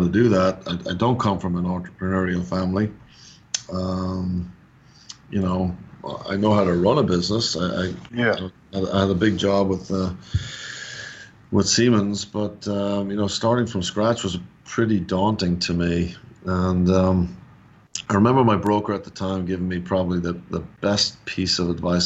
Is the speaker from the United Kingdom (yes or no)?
no; Dublin, Leinster, Ireland; moved away as an adult; now in Atlanta, United States; I'm actually born and raised in Dublin, Ireland, or just north of Dublin.